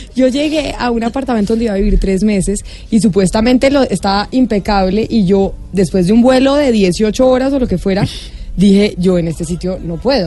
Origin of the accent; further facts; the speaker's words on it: Bogotá, Colombia; yo vivía en Bogotá, yo soy de Bogotá